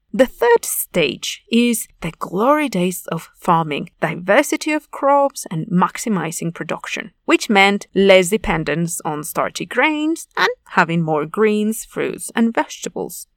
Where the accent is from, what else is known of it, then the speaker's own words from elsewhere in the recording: Mexico; I am from Mexico, a highly agricultural nation